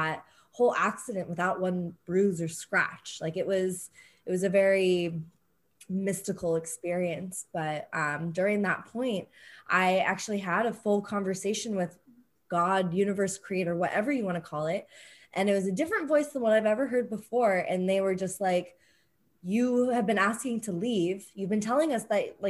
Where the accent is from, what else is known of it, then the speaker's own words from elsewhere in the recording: San Diego, California, United States; growing up, I think in San Diego, things are very open and fluid.